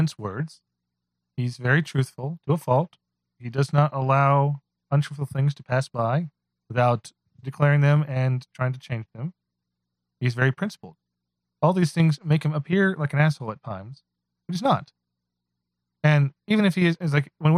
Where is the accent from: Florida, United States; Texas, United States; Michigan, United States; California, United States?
Texas, United States; Although I am from Texas. So if you know I'm from Texas